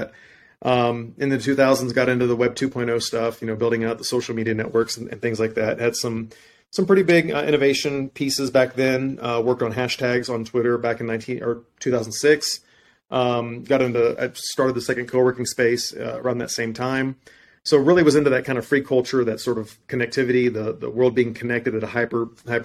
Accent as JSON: {"language": "English", "region": "deep South Texas", "country": "United States", "tie": "born or raised there", "said": "I was born and raised in Texas, deep South Texas"}